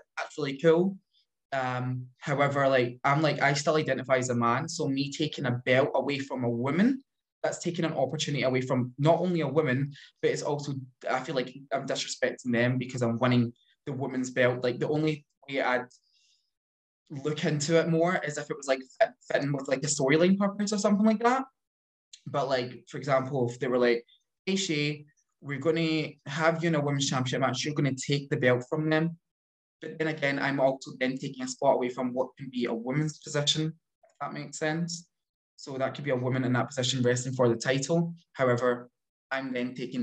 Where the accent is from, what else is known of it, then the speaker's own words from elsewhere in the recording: Glasgow, Scotland, United Kingdom; in my neck of the woods, I'm from Glasgow, so it's some of the areas are very rough.